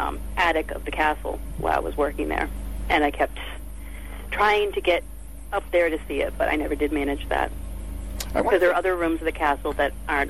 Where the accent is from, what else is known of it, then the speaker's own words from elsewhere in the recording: Gloucester, Massachusetts, United States; And I grew up in Magnolia.